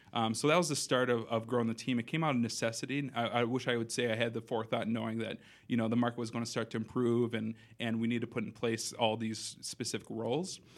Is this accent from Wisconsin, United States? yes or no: yes; Madison, Wisconsin, United States; also born or lived in Minnesota; born and raised here in Madison, so I grew up here on the West Side